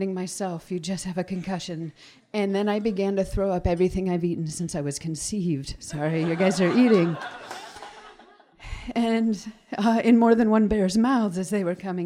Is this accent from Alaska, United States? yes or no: yes; Wrangell, Alaska, United States; now in Sitka, United States; I was born and raised in Wrangell. My family's from Huna, and now I live in Sitka.